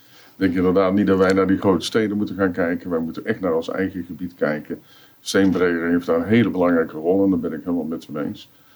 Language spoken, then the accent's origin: Dutch; Roosendaal, North Brabant, Netherlands; ik ben 65 jaar, kom uit eh, Roosendaal.